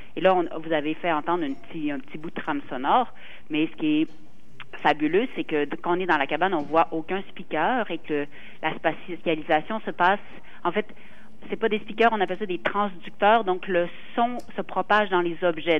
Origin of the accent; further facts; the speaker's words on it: Quebec, Canada; en tant que Québécois